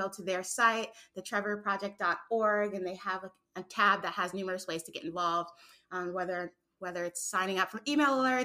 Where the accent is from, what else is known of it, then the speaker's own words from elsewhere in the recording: New York City, New York, United States; now in Atlanta, United States; I'm a 24-year-old who was born and raised in New York City, but I currently live in Atlanta, Georgia